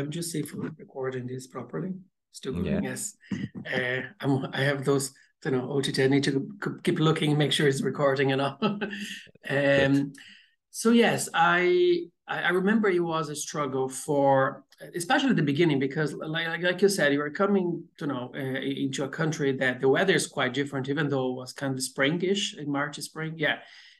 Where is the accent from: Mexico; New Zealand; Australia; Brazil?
Brazil; accent: Brazilian; English is a second language; I still have a very strong accent, but people say like my accent is a bit more neutral than a Brazilian, you know.